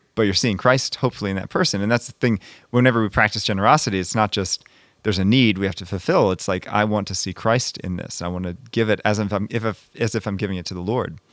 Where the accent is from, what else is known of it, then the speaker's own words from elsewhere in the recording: Monrovia, Maryland, United States; now in Connecticut, United States; I'm from Maryland originally